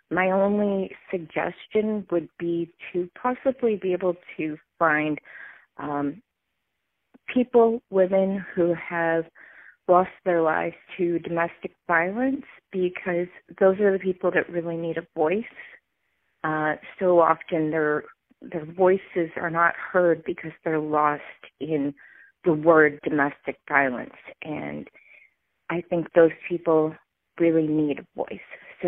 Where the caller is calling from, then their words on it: Penticton, British Columbia, Canada; I am calling from Penticton, BC, and I have been binging your podcast on Spotify.